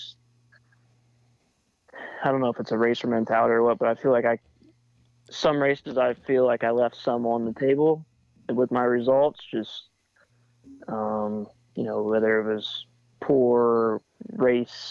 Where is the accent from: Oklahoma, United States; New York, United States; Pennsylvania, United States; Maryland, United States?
Pennsylvania, United States; I grew up in Pennsylvania